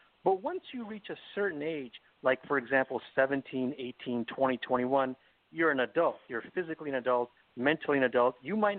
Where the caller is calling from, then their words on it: Los Angeles, California, United States; I'm calling from the greatest state in America, California, the greatest city in America, Los Angeles.